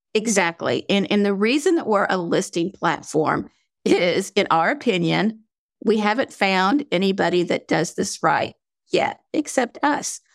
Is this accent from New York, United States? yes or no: no; North Carolina, United States; accent: southern drawl; I'm from North Carolina, so sometimes I have a draw. I try not to have a southern draw